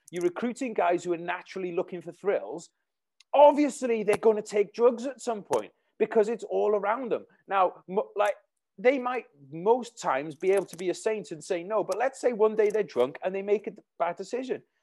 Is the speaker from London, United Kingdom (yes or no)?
no; Wales, United Kingdom; my hometown where I am now in Wales